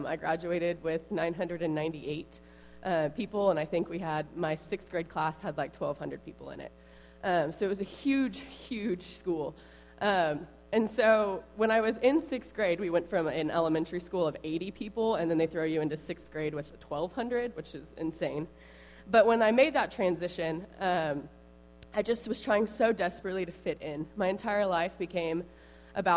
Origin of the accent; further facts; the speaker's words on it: Tulsa, Oklahoma, United States; moved away as an adult; also born or lived in Dallas, Texas; now in Temple, United States; I grew up in Tulsa, Oklahoma.